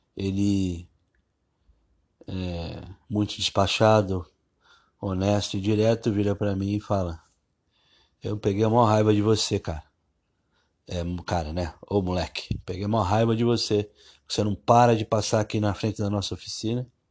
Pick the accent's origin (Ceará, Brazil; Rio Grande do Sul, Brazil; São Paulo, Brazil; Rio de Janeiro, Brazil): São Paulo, Brazil; eu cresci em São Miguel Paulista, um, um bairro de periferia